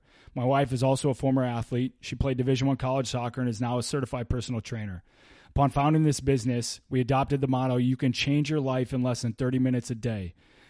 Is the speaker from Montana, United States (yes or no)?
no; St. Charles, Missouri, United States; Hey, listeners … I know, I'm a former Chicago Blackhawk, but I grew up in St. Charles, and I'm a St. Louisan at heart.